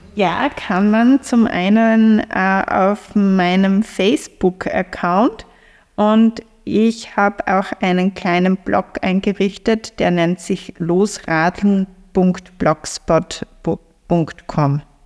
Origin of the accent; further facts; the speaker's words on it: Feldbach, Styria, Austria; now in Graz, Austria; in meine, meine Heimat, also von Graz nach äh, Feldbach in die Oststeiermark